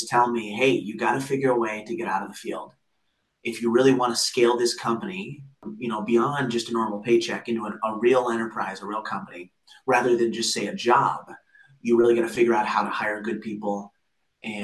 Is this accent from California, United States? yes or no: no; Cedar Rapids, Iowa, United States; we grew up in Cedar Rapids, Iowa